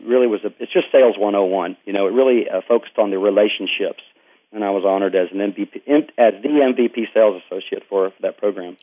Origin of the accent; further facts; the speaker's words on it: East Texas, United States; I'm from Texas, uh, East Texas, and um, grew up in a very active family.